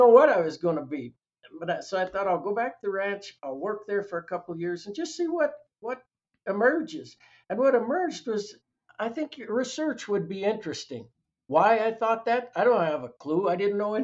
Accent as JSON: {"language": "English", "town": "Salida", "region": "Colorado", "country": "United States", "tie": "born or raised there", "said": "I was born in Colorado Springs, and at the age of a year, my parents moved from Colorado Springs to Salida, so I was raised in Salida"}